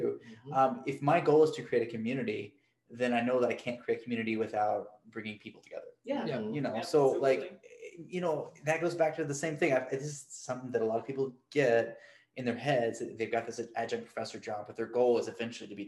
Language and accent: English; Arkansas, United States; now in Atlanta, United States; I am from Arkansas